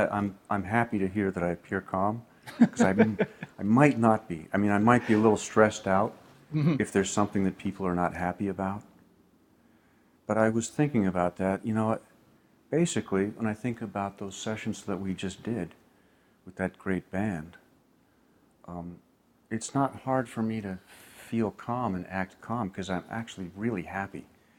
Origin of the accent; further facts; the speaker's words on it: New York, United States; It's not really my place. I'm a New Yorker, and I was just saying something.